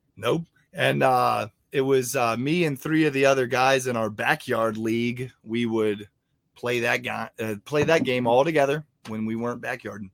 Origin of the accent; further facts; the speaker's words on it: Martinsburg, West Virginia, United States; I grew up in Martinsburg, West Virginia